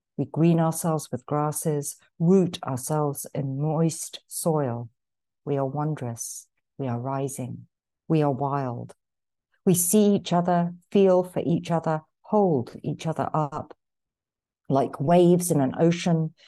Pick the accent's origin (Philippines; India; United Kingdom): United Kingdom; London; now in Marin County, United States; I was born in London, but, um, emigrated here to the States in nineteen eighty-one